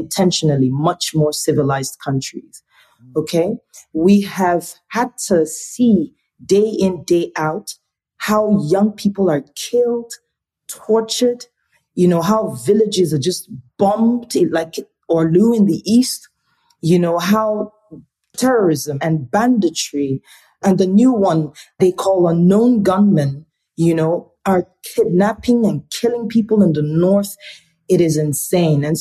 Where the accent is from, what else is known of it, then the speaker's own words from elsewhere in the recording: Enugu State, Nigeria; also born or lived in Warri, Delta State, Nigeria; I'm from Enugu State, which is in the eastern part of Nigeria. But I was born in Delta State, Warri to be precise, which is in the south region of Nigeria